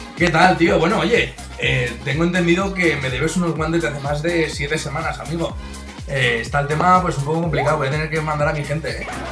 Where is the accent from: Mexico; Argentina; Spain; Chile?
Spain; Valencia, Valencian Community; nosotros somos de Valencia, ¿vale? Es una ciudad que está en la Comunidad Valenciana